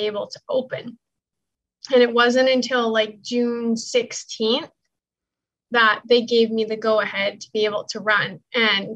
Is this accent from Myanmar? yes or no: no; Alberta, Canada; now in Ontario, Canada; I live in Ontario, Canada, but I'm from Alberta, which is about 3,600 kilometers away.